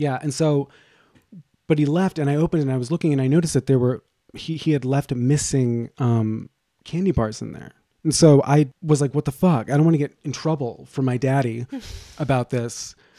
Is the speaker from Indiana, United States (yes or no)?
no; Boston, Massachusetts, United States; moved away